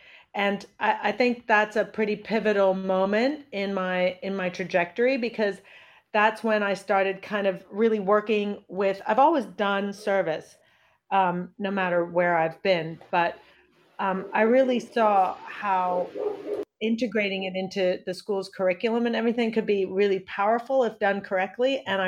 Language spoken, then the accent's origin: English; New Delhi, Delhi, India; born there; also born or lived in Indonesia / United States / Pakistan; My dad is Indian. My mother is American. I was born in New Delhi. And I lived in Indonesia, the US, and Pakistan by the time I finished high school.